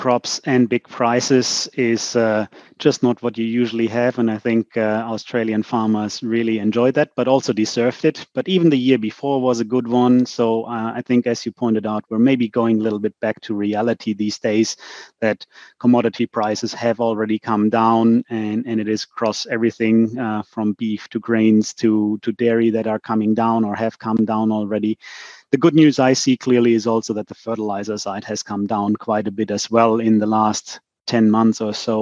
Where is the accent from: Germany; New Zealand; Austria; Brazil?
Germany; our roads in Germany